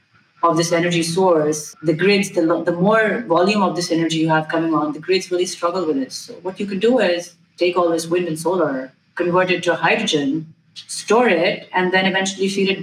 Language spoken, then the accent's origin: English; India; But in most parts of the world, including, let's say, I'm from India originally, right?